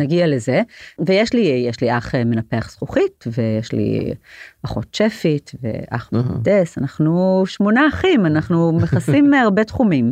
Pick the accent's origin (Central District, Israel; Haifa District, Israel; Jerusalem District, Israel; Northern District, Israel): Jerusalem District, Israel; Jerusalem; גדלתי בעיר העתיקה, מרוב היהודי בעיר העתיקה בירושלים